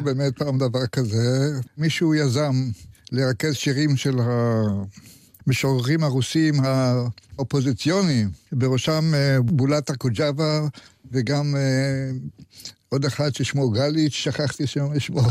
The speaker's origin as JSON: {"language": "Hebrew", "town": "Tel Aviv", "region": "Tel Aviv District", "country": "Israel", "tie": "born or raised there", "also_born_or_lived": "Jerusalem", "said": "תל אביבי לא כל חיי, אבל אני יליד תל אביב"}